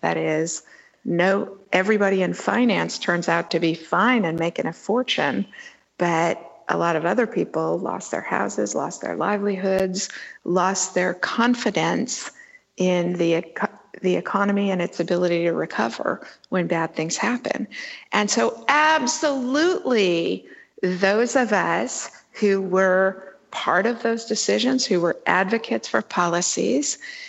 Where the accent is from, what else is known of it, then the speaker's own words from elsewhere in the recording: Sonoma, California, United States; in my hometown of Sonoma, California